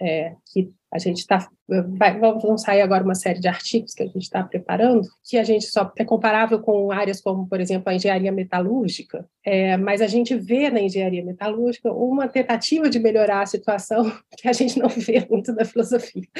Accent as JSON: {"language": "Portuguese", "town": "Belo Horizonte", "region": "Minas Gerais", "country": "Brazil", "tie": "born or raised there", "said": "num colégio tradicional de Belo Horizonte, que é onde eu nasci e criei, me criei."}